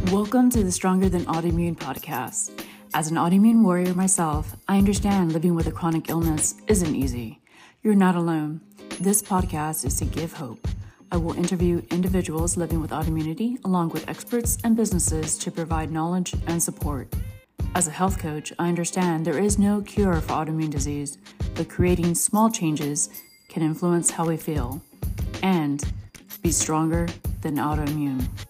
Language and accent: English; Texas, United States; I'm from Texas